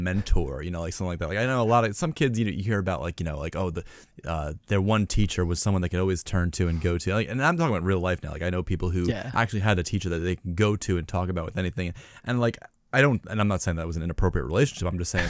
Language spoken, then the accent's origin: English; New York, United States; I'm from the East Coast in New York